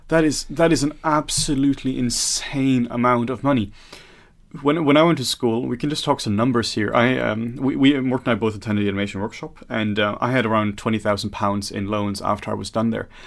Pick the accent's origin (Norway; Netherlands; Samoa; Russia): Norway; now in Denmark; I'm from Norway and working in some Denmark here